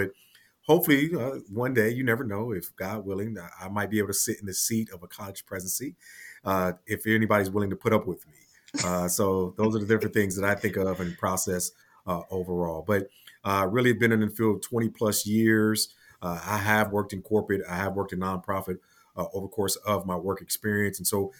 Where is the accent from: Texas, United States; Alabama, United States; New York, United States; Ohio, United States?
Ohio, United States; Cleveland; I am originally from Cleveland, Ohio, the great state of Ohio, of course.